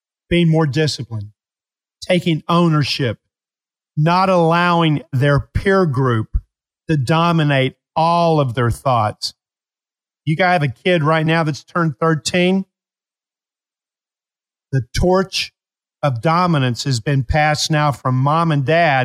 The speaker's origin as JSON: {"language": "English", "region": "Appalachia", "country": "United States", "tie": "born or raised there", "said": "I was raised in Appalachia."}